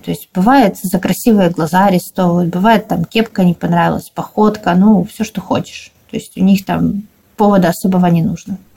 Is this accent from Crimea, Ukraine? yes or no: no; Dnipro, Dnipropetrovsk Oblast, Ukraine; Мы и сами из Днепропетровска